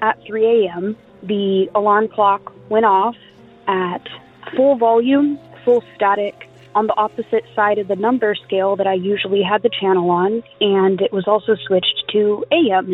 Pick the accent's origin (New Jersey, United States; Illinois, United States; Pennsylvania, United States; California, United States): California, United States; I'm from California